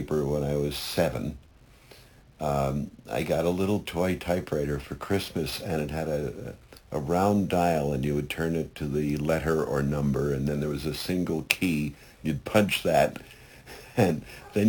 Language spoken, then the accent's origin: English; New York City, New York, United States; I was born in Brooklyn.